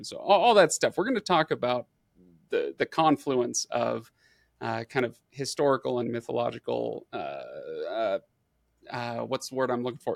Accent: Utah, United States; I'm a white guy from Utah. Grew up, you know, generations long American

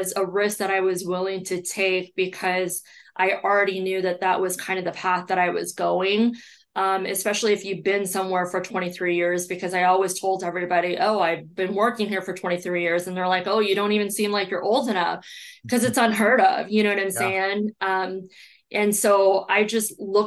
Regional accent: Belleville, Illinois, United States; I grew up in Belleville, Illinois, which is right across the river. It's probably about 15 minutes from downtown St. Louis. That is where I was born and raised

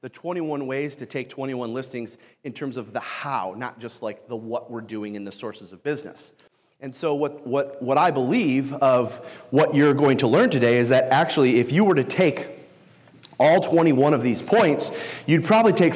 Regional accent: Detroit, Michigan, United States; I am from Detroit, Michigan. Yes, I'm okay, and no, I've never been shot. I had somebody in Sioux Falls this week ask me on break if I had ever been shot, and nope, I did grow up off of 8 Mile

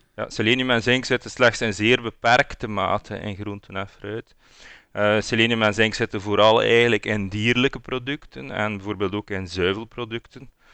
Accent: West Flanders, Belgium; accent: West Flemish; ik kom ook van West-Vlaanderen.

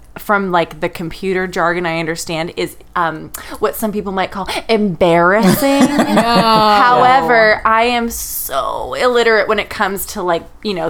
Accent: Pasadena, California, United States; I'm from Pasadena, California.

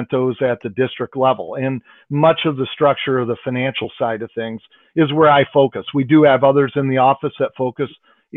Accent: Saginaw, Michigan, United States; now in Bay City, United States; I'm from Saginaw, Michigan, originally. I do live in Bay City now.

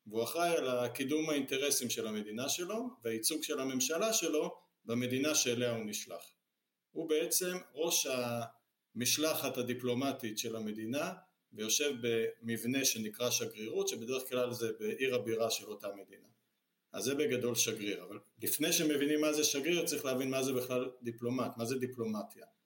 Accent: Ra'anana, Central District, Israel; במקור אני גדלת, נולדתי וגדלתי כל חיי ברעננה, ועברתי לפה רק אחרי שהתחתנו.

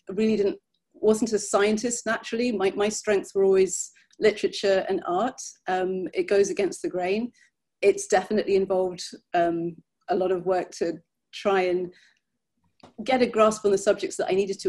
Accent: Birmingham, West Midlands, United Kingdom; moved away as an adult; also born or lived in London; now in United States; I was born in England in an area in the 1970s that most English people would have happily driven 50 miles around to avoid. Um, it's a city called Birmingham

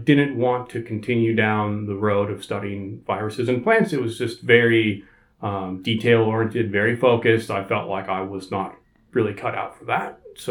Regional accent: Bay Area, California, United States; also born or lived in Sonoma Valley; I grew up in the Bay Area. My family moved to Sonoma Valley in 1994

